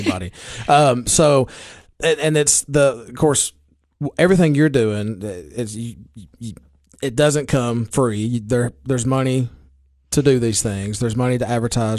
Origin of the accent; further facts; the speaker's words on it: Baxter, Tennessee, United States; I'm from Baxter and I'm a county commissioner